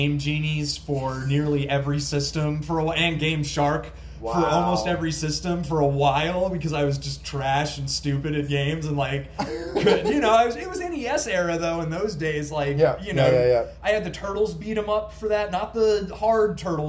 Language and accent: English; Dayton, Ohio, United States; born or raised there